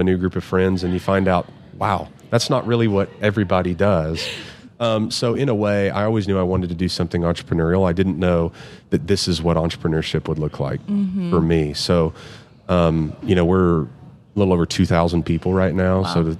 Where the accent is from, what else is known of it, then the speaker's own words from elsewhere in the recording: Midland, Texas, United States; I'm born and raised in Midland, Texas.